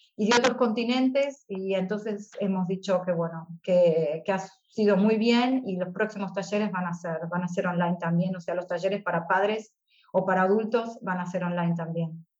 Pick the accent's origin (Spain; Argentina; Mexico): Argentina; moved away as an adult; now in Stuttgart, Germany; Yo me volví a Argentina